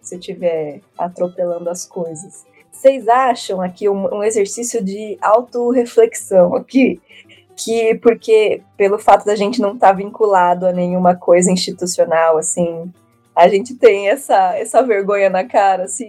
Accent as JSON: {"language": "Portuguese", "region": "São Paulo", "country": "Brazil", "tie": "born or raised there", "said": "eu sou cria aqui de São Paulo, então eu só trabalhei em São Paulo, estudei em São Paulo"}